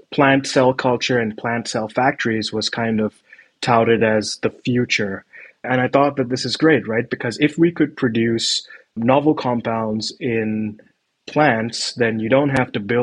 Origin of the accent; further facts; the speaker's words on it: Mumbai, Maharashtra, India; moved away as an adult; now in Copenhagen, Denmark; I was born and raised in Bombay